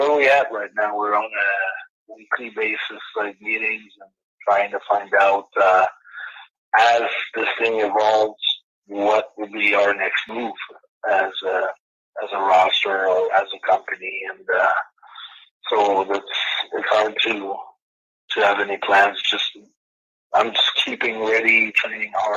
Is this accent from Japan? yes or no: no; Canada; I'm from Canada